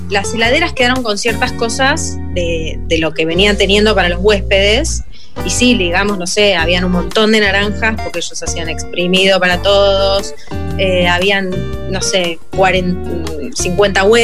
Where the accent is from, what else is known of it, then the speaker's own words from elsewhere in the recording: Córdoba, Argentina; born there; also born or lived in Buenos Aires; En realidad yo nací en Córdoba, mis padres son cordobeses. Eh, y mi mamá es la única que quedó en Buenos Aires, porque es ahí donde vivimos por última vez todos juntos.